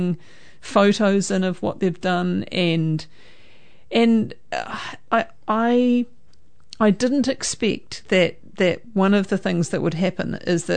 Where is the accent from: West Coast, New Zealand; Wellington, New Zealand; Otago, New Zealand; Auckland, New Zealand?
West Coast, New Zealand; Greymouth; now in Hamilton, New Zealand; I was born in Greymouth.